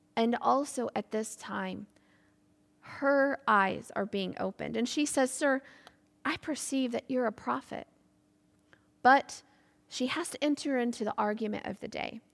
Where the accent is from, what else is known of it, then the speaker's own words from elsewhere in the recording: Michigan, United States; moved away as an adult; now in Ireland; I grew up in a small town in the state of Michigan, U S